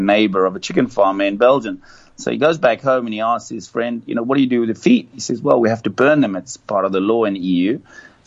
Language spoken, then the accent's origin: English; South Africa; moved away as an adult; now in China; I come from South Africa